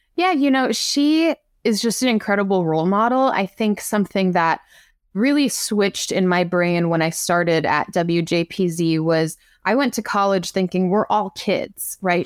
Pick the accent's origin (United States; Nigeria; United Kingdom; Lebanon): United States; Long Island, New York; I'm from Long Island